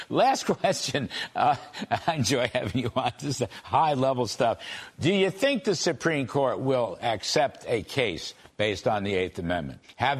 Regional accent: Englewood, New Jersey, United States; We grew up together in Englewood, New Jersey.

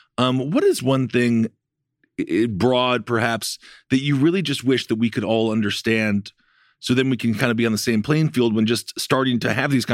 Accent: Wisconsin, United States; My, that's my home state.

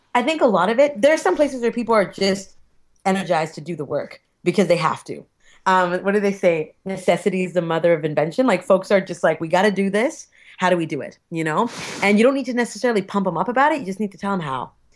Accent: Alberta, Canada; I'm from Alberta

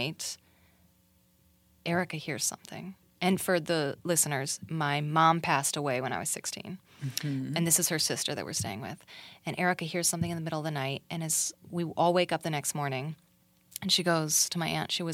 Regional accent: Arizona, United States; I grew up in Arizona, so I practically was living there for a while.

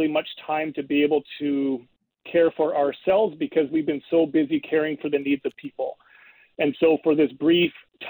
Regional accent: Canada; I'm Canadian

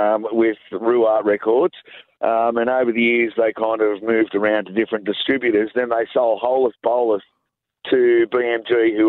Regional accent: Newcastle, New South Wales, Australia; a bunch of blokes from Newey

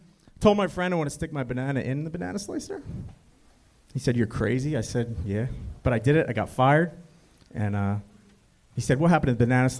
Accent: Ocean City, New Jersey, United States; I'm from Ocean City, New Jersey. Ocean City is a beach town, but it's a dry town, so no alcohol, no bars.

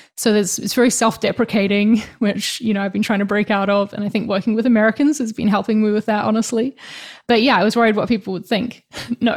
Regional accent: New Zealand; now in Spain

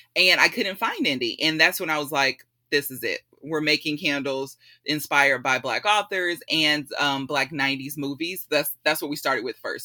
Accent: Spring / The Woodlands area, Texas, United States; also born or lived in Illinois; I grew up in the Spring Woodlands area, so um, I was the only black kid most of my life growing up there

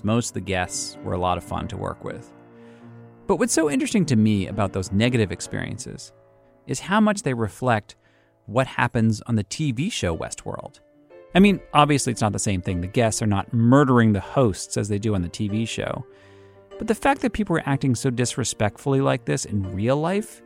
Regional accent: Boston, Massachusetts, United States; I'm from Boston

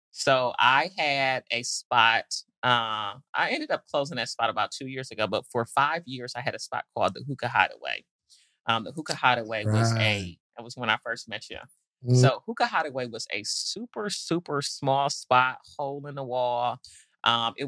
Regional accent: Detroit, Michigan, United States; also born or lived in Nashville, Tennessee; now in Atlanta, United States; I grew up in Detroit, but moved to Nashville in my younger days

